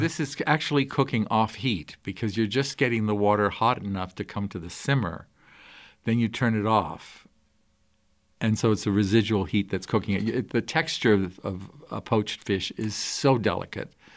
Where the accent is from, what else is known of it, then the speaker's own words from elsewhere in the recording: Shanghai, China; also born or lived in Tokyo / San Francisco / Detroit / Naples; now in Montana, United States; I grew up in Shanghai